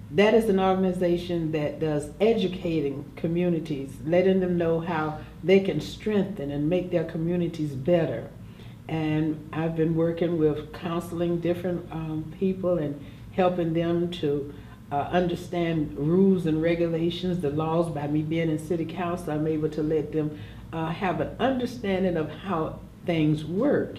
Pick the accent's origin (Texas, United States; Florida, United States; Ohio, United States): Florida, United States; Jacksonville; also born or lived in New York City; I was born and raised here in Jacksonville, Florida